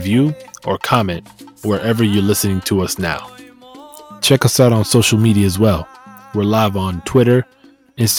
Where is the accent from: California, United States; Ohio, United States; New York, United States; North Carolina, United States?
New York, United States; New York City